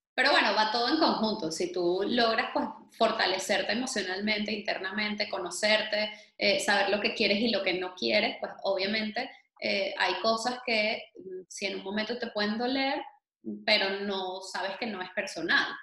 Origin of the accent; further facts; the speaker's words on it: Venezuela; como venezolanos